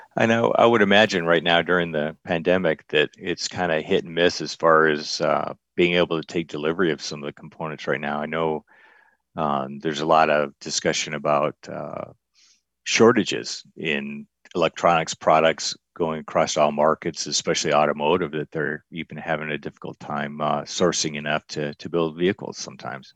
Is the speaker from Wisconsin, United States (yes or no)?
no; Michigan, United States; moved away as an adult; now in Arizona, United States; I'm a transplant. I'm originally from Michigan. So I've been out in Arizona and the West for about the last forty years